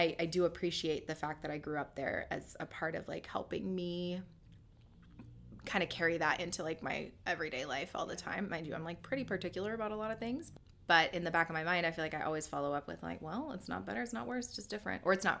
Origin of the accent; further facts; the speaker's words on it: Ecuador; No, that's an Equa from growing up in Ecuador.